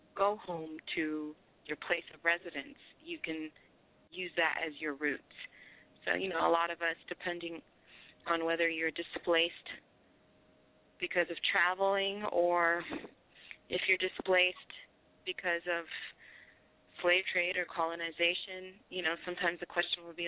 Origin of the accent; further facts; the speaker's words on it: California, United States; moved away as an adult; also born or lived in France; now in Washington DC, United States; we ultimately landed in California, and that's where I was raised. So I call myself an Afro Cali chick.